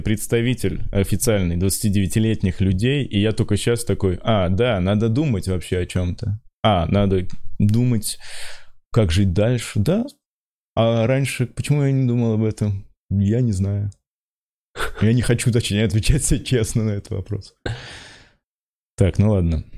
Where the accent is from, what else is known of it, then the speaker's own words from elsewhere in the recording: Pskov, Pskov Oblast, Russia; moved away; я из Пскова